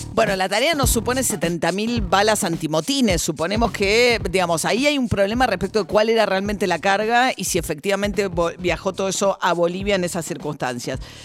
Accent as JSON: {"language": "Spanish", "country": "Argentina", "said": "somos argentinos"}